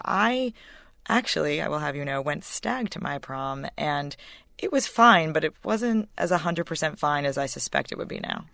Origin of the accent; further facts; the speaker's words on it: White Plains, New York, United States; I grew up in in White Plains, which is as Connecticut listeners will know, not far from New York